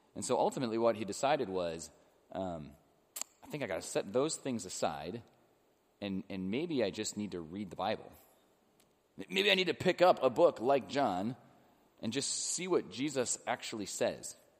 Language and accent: English; Illinois, United States; now in Cincinnati, United States; I grew up in Illinois